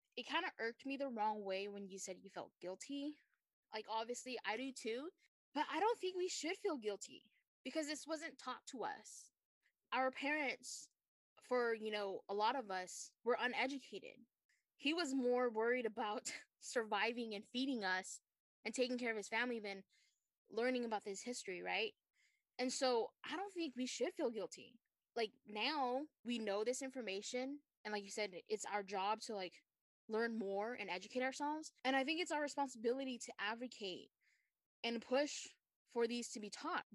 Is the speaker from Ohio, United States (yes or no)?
no; Fresno, California, United States; we're from Fresno